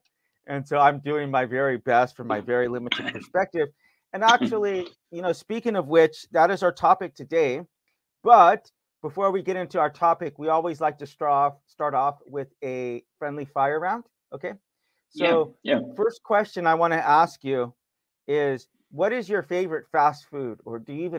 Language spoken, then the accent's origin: English; United States; I'm from America.